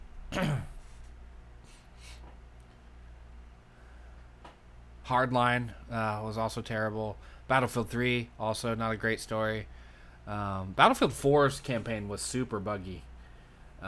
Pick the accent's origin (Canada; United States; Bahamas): United States; As an American